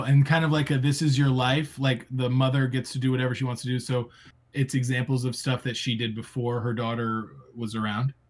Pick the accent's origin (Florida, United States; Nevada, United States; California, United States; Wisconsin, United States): Florida, United States; a Florida man. Grew, I grew up in Florida